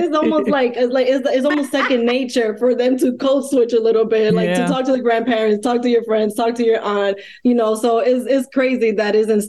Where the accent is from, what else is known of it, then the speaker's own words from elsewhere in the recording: New York, United States; accent: New York; Like even like when I moved to Georgia, I had to really tone down my New York accent because it was like people couldn't understand me.